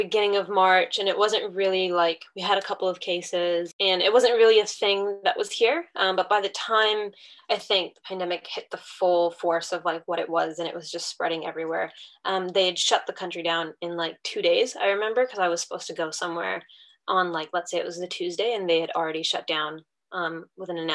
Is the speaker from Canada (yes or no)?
yes; Canada; moved away as an adult; now in New Zealand; I am currently residing in New Zealand and studying chiropractic here, but I'm originally born and raised in Canada.